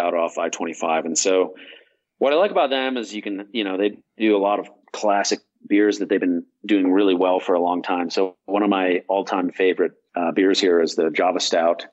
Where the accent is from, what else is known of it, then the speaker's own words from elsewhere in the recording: New Mexico, United States; people say, "Oh, where are you from?" And you say, "New Mexico."